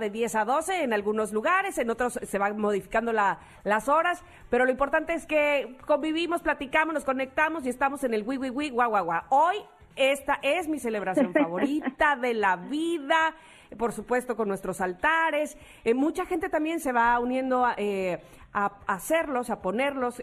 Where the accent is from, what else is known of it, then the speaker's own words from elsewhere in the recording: Mexico; los mexicanos